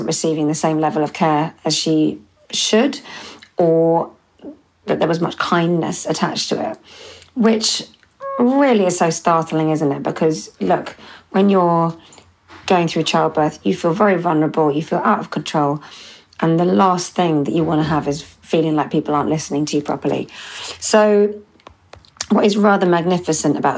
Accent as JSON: {"language": "English", "region": "London", "country": "United Kingdom", "tie": "born or raised there", "said": "they're my hometown"}